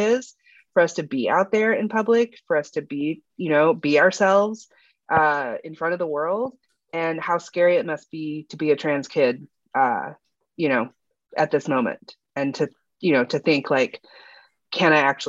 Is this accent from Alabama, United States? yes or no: yes; Alabama, United States; I grew up in the South. I grew up in Alabama and, you know, I was bullied for a lot